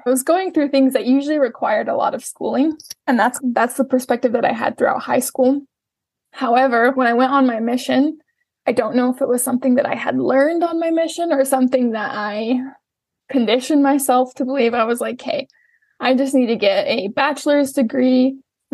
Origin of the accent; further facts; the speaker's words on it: Salt Lake City, Utah, United States; I was born and raised in Salt Lake City, Utah. I currently live in Salt Lake City, Utah